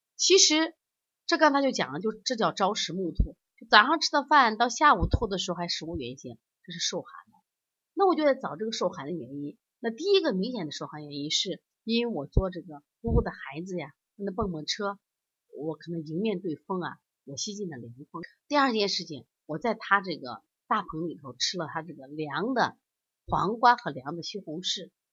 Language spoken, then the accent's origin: Chinese; China; 你看我们中国人的饮食还都是烹饪，都是经过这种加工的